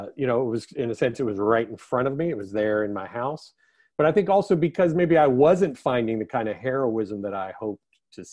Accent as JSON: {"language": "English", "region": "East Coast", "country": "United States", "tie": "born or raised there", "lives_now": "California, United States", "said": "it just never occurred to me growing up on the East Coast that I could be part of this."}